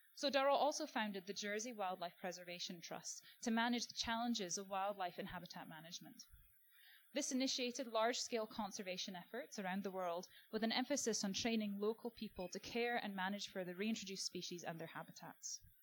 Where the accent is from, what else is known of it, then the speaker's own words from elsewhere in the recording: Scotland, United Kingdom; moved away as an adult; now in Australia; growing up in Scotland on a diet of Attenborough